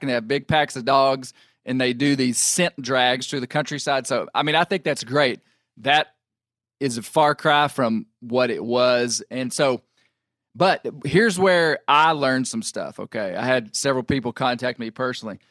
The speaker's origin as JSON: {"language": "English", "country": "United States", "said": "as a American houndsman"}